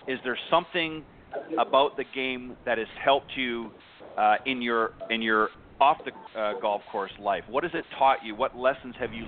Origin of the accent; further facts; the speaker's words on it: Burlington, Ontario, Canada; actually from Burlington, which is just a little bit further in from the border